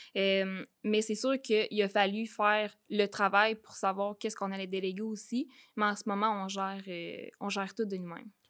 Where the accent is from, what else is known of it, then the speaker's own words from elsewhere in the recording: Saint-Zacharie, Quebec, Canada; je viens de la Beauce. Euh, je viens de Saint-Zacharie. Euh, je suis une fille, euh, en fait, qui est née sur une ferme